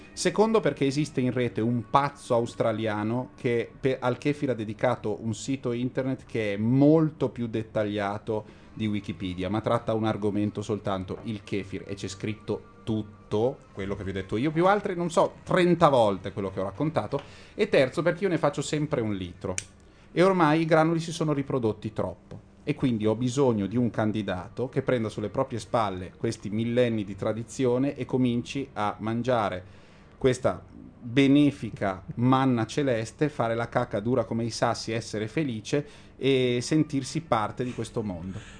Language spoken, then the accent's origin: Italian; Lombardy, Italy; essendo europei ed essendo lombardi e settentrionali